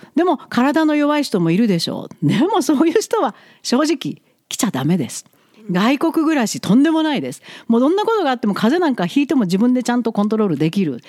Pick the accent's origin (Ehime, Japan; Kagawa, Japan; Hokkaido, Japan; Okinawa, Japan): Ehime, Japan; Imabari; now in Alberta, Canada; 私も含めてまゆちゃんなつきちゃん日本の愛媛県今治市の出身